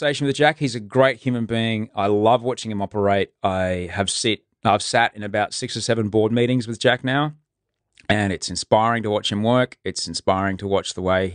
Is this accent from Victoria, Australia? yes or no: no; Brisbane, Queensland, Australia; now in Sydney, Australia; I grew up in Brisbane